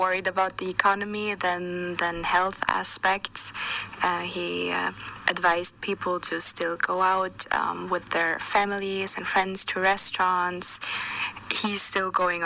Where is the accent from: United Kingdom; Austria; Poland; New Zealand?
Austria; my home country in Austria